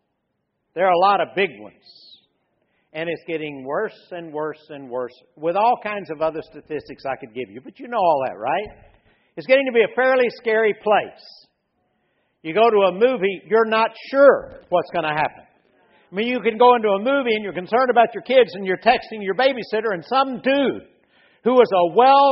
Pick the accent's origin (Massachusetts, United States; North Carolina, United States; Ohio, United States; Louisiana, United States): Louisiana, United States; I was raised in Louisiana.